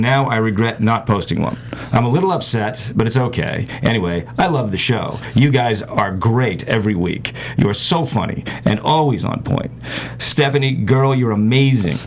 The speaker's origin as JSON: {"language": "English", "town": "Boston", "region": "Massachusetts", "country": "United States", "moved": "yes", "said": "Originally, I'm from the Boston area"}